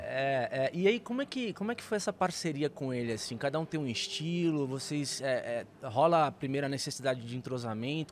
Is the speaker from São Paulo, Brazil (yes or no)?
yes; Santos, São Paulo, Brazil; eu já nasci em Santos, aqui em São Paulo